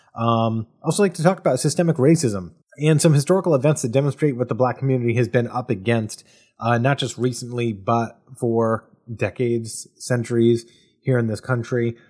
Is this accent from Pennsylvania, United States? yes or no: no; Bristol, Rhode Island, United States; in Bristol, Rhode Island, my hometown. Uh, very proud to have grown up there.